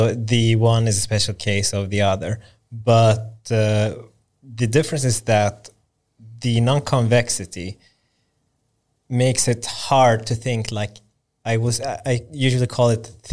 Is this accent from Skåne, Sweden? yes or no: yes; Lund, Skåne, Sweden; I grew up in Lund, southern Sweden.